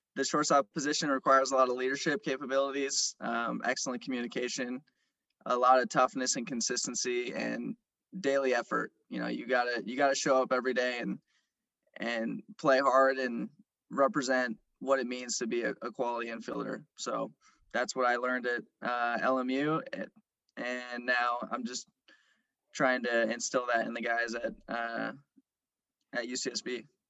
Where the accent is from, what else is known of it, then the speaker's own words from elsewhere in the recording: San Jose, California, United States; moved away; also born or lived in Santa Barbara / Los Angeles; I'm from San Jose originally